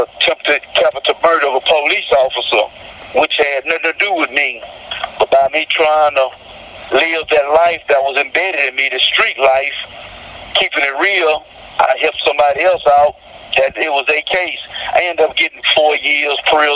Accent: Houston, Texas, United States; I'm from Houston, Texas, Southside.

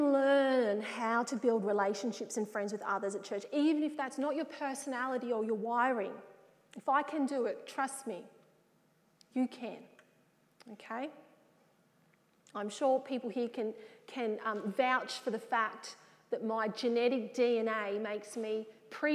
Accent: Wagga Wagga, New South Wales, Australia; also born or lived in Sydney; I was from the Wagga area

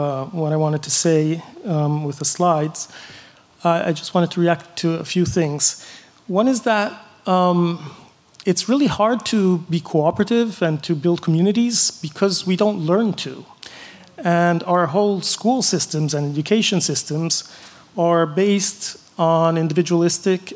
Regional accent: Florence, Tuscany, Italy; I come from Europe, Italy, Florence

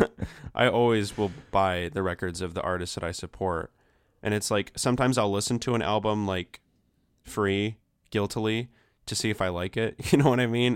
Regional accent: Flint, Michigan, United States; now in Ypsilanti, United States; I'm actually from Flint. Like, that's where I was born

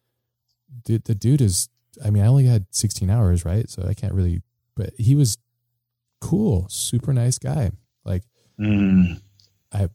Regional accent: United States; being an American citizen

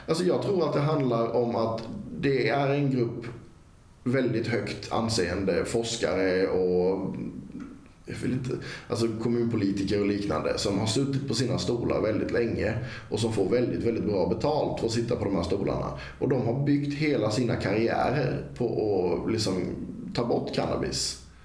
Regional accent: Karlskrona, Blekinge, Sweden; från tiden jag växte upp i Karlskrona

